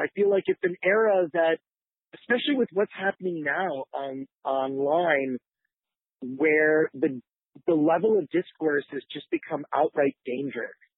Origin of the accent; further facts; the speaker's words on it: Detroit, Michigan, United States; I grew up in Detroit